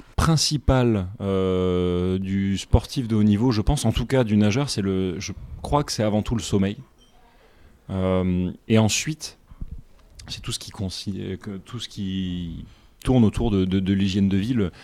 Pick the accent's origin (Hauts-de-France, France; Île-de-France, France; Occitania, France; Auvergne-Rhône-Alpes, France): Occitania, France; Nîmes; moved away; also born or lived in United States; J'ai grandi dans le, dans le sud de la France, je suis né à Nîmes